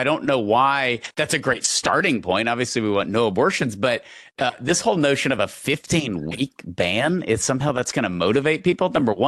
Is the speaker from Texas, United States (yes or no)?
yes; East Texas, United States; also born or lived in Houston; Growing up in East Texas, living in Houston now